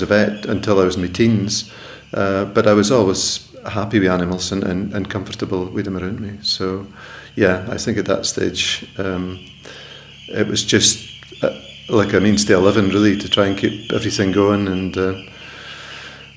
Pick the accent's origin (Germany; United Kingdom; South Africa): United Kingdom; Twatt, Shetland, Scotland; born in Twatbixter and I was brought up there just on the croft